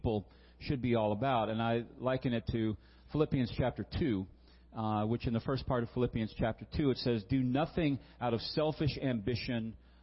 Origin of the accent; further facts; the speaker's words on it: Virginia, United States; I grew up in Virginia